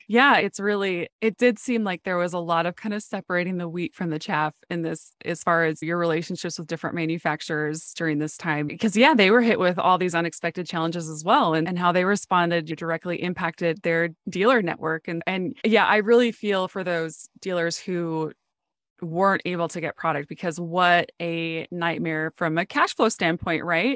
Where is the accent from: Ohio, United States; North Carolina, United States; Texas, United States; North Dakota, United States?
North Dakota, United States; moved away; I grew up in North Dakota